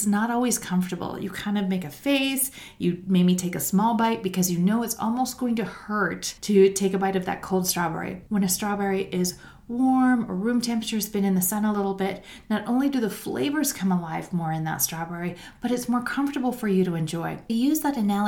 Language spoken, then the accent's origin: English; Canada; As a Canadian